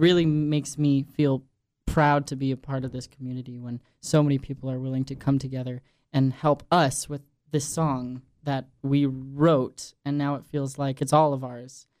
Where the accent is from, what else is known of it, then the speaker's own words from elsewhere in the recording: Washington, District of Columbia, United States; moved away; DC especially just because that's my hometown